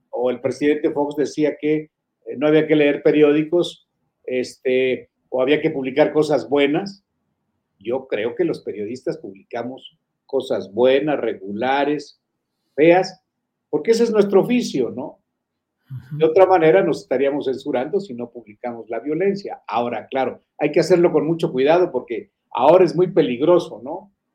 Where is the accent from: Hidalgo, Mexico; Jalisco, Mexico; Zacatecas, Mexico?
Zacatecas, Mexico; Fresnillo; moved away; mis paisanos allá en Fresnillo, soy de Fresnillo